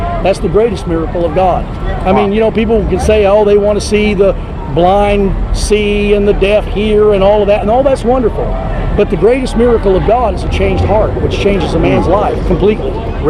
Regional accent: Amarillo, Texas, United States; We are, we're from the Amarillo area, and some of us are from Terrell, and some are from Florida.

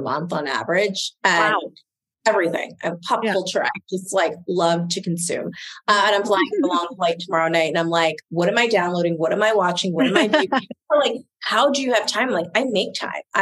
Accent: Southern New Jersey, United States; also born or lived in Maryland; Southern New Jersey

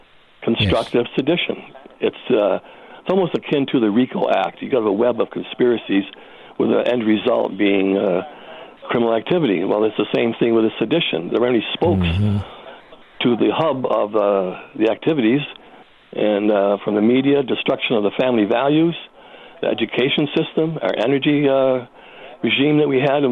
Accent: United States; moved away as an adult; now in Canada; American, living in Canada

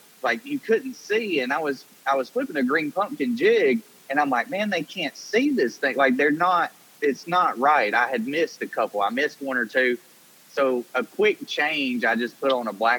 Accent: Alabama, United States; moved away as an adult; now in Tennessee, United States; I grew up on the Coosa River

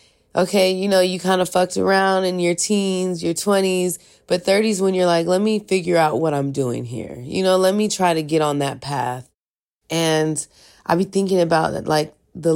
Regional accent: California, United States; also born or lived in San Francisco; I was born in Palo Alto. My dad is from East Palo Alto and my mom's from Redwood City. So I grew up in both of those places a little bit. But I came to the city when I was 14.

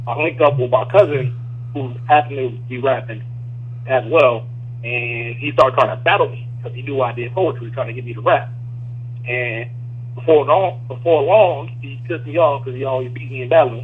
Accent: Rochester, New York, United States; now in Atlanta, United States; I'm actually originally from upstate New York, Rochester. 585 represent.

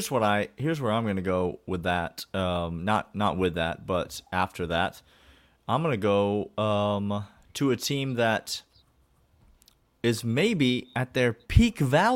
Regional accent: Nashville, Tennessee, United States; Yeah, I'm going to take you to my hometown here, to Nashville, Tennessee.

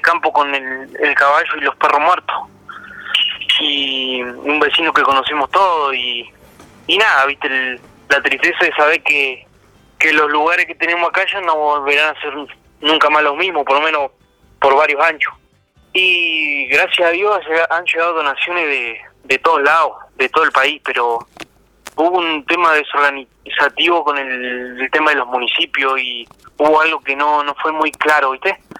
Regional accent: El Maitén, Chubut, Argentina; acá en el Maitén, en mi pueblo

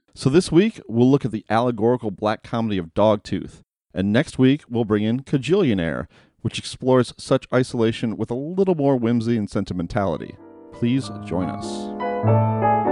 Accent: United States; As an American in the year twenty twenty

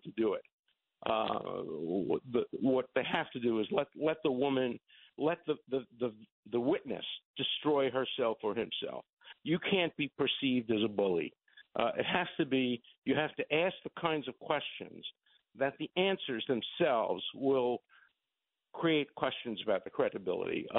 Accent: New York City, New York, United States; I'm from Borough Park

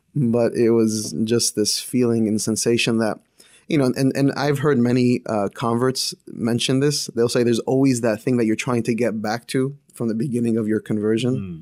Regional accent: northern New Jersey, United States; now in Boston, United States; born and raised in New Jersey

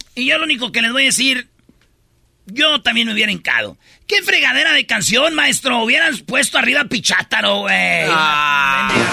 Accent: Mexico; soy mexicano

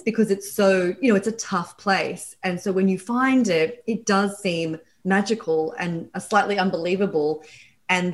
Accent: Australia; accent: Australian; moved away as an adult; now in Brooklyn, United States; I'm Australian. That's my accent.

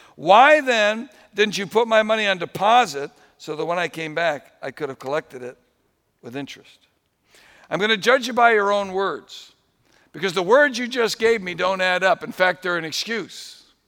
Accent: New England, United States; I grew up in New England

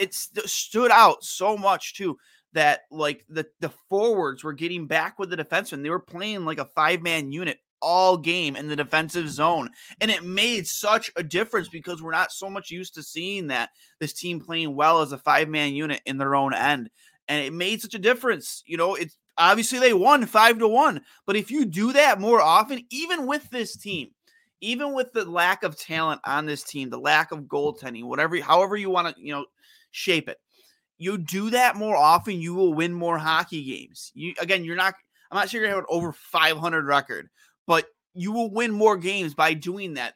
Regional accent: United States; I'm an American boy

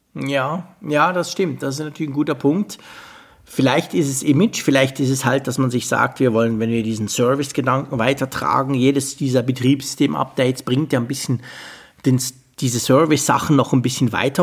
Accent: Switzerland; bei uns in der Schweiz

